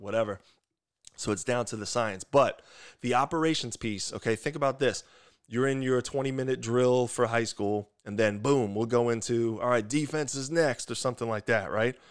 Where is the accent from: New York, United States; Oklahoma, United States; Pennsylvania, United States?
New York, United States; Long Island; accent: thick New York; moved away as an adult; also born or lived in West Lafayette, Indiana; I'm from Long Island, New York